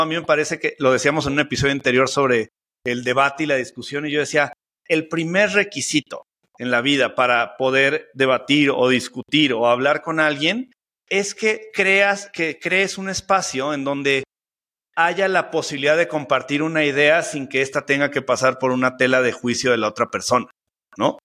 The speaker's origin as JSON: {"language": "Spanish", "region": "Mexico City", "country": "Mexico", "said": "soy chilango"}